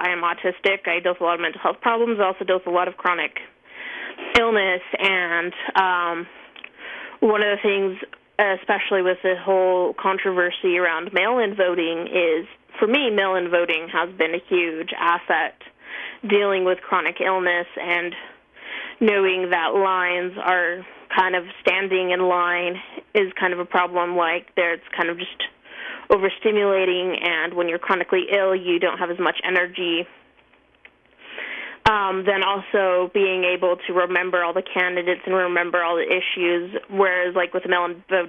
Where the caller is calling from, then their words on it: Syracuse, Utah, United States; I am from Syracuse, Utah.